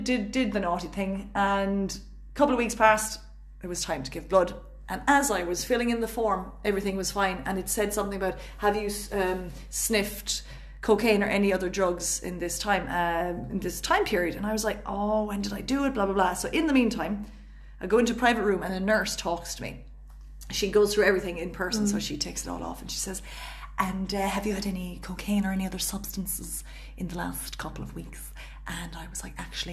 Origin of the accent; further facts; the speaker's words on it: Cork, Munster, Ireland; accent: Cork; moved away; a proud Cork woman myself.